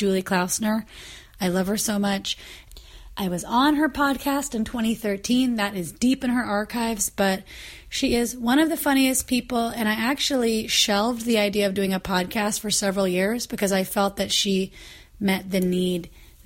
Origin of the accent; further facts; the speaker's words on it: Kansas, United States; I'm from Kansas.